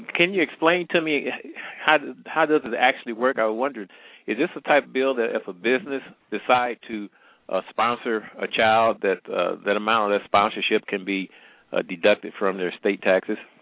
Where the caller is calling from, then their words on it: Missouri, United States; I'm calling from the Midwest, matter of fact, Missouri